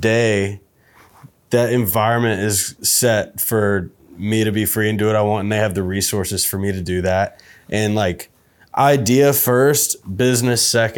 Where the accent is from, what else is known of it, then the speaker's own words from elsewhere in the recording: Nashville, Tennessee, United States; growing up in Nashville and decent home